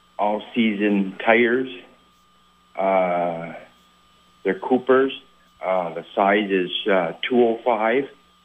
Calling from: St. Albans, Vermont, United States; calling from St. Albans.

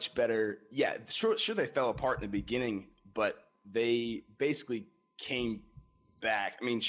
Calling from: Bradford, Pennsylvania, United States; Well, I am calling from Pennsylvania.

